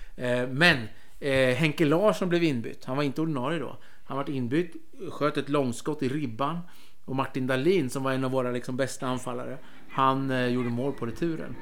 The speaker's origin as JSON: {"language": "Swedish", "town": "Örebro", "region": "Örebro County", "country": "Sweden", "said": "jag är ju örebroare"}